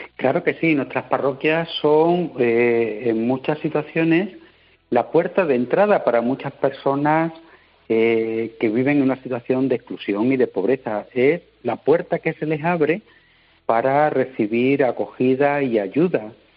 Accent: Badajoz, Extremadura, Spain; en Badajoz, de donde soy donde soy diocesano, ¿eh? de la de Badajoz

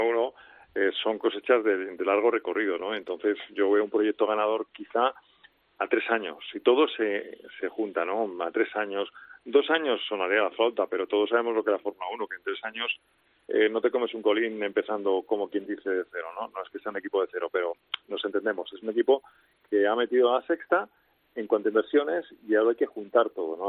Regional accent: Spain; los españoles somos eh, fanboys de Fernando Alonso

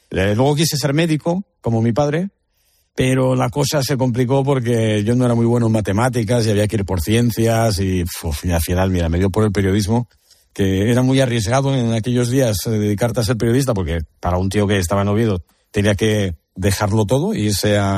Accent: Oviedo, Asturias, Spain; yo soy de Oviedo, pero mi madre es de Gijón

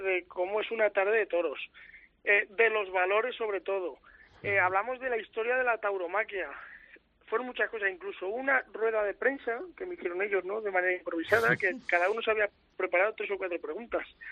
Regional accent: Aragon, Spain; por mi zona

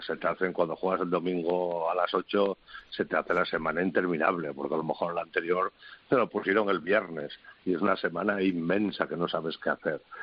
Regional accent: Asturias, Spain; que soy asturiano

